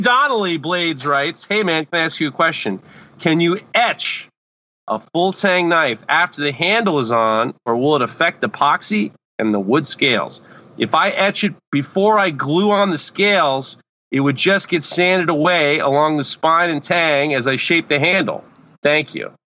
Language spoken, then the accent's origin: English; New York City, New York, United States; When I was growing up in New York City, I used to clean the tree pits on Park Avenue